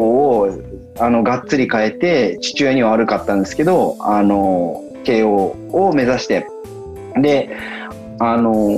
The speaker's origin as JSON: {"language": "Japanese", "town": "Kiryu", "region": "Gunma", "country": "Japan", "tie": "born or raised there", "also_born_or_lived": "Tokyo", "moved": "as an adult", "said": "僕は出身っていうふうに聞かれたら、群馬って答えるんですけれども、"}